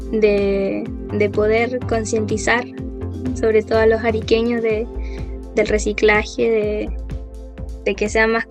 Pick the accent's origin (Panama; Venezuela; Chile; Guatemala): Chile; Arica, Arica y Parinacota; ariqueña total.